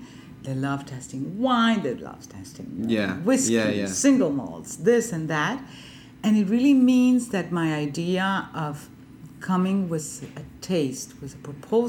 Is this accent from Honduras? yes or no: yes; Honduras; moved away as an adult; also born or lived in France